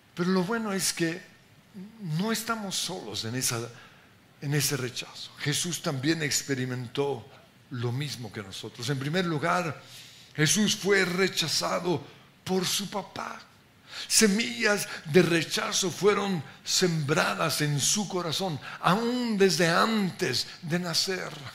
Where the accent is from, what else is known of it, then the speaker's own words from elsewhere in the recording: Colombia; porque somos colombianos